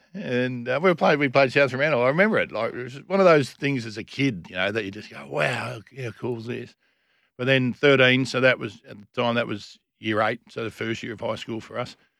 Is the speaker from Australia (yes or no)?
yes; Lesmurdy, Western Australia, Australia; also born or lived in Kalamunda; Born and bred, born in Kalamunda Hospital